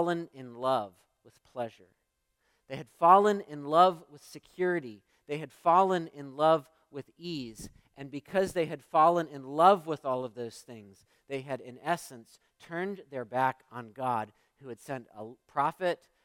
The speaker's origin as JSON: {"language": "English", "country": "United States", "said": "as American Christians"}